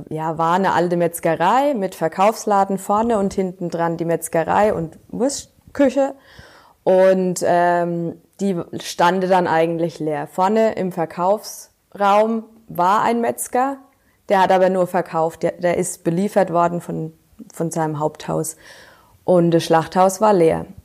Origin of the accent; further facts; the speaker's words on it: Wülfershausen, Bavaria, Germany; Aus Wilfershaus.